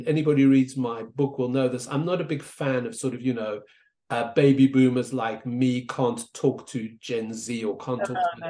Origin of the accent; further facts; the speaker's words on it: South Africa; moved away; I was an immigrant. I grew up in South Africa, as you can hear.